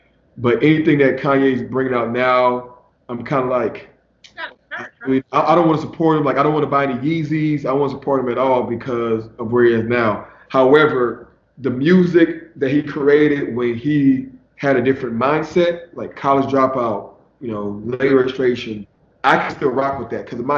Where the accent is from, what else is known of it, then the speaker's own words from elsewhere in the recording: Texas, United States; now in Los Angeles, United States; So I'm from Texas